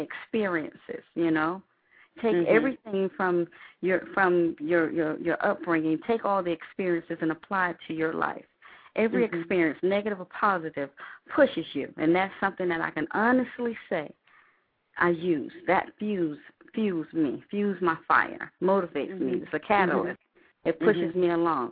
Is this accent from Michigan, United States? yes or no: no; South Georgia, United States; also born or lived in Madrid, Spain; I got all my whoopings in South Georgia. So I'm... So I hail from South Georgia